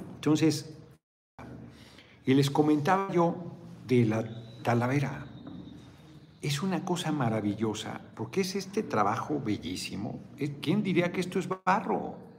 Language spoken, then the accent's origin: Spanish; Mexico City, Mexico; now in Morelos, Mexico; yo nací en el DF